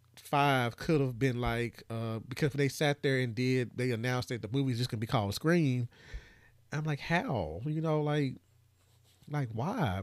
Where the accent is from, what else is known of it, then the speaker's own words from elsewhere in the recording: Brownsville, Tennessee, United States; my hometown